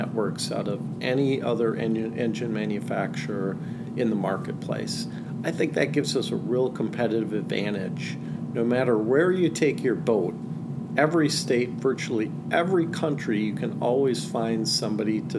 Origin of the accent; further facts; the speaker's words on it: Green Bay, Wisconsin, United States; I grew up on Green Bay, actually my house right on the water.